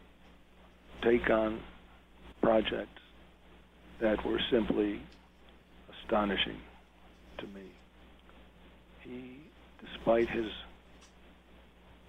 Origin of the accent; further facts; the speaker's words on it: Buffalo, New York, United States; I was born and raised in Buffalo, New York, in a poor section of the city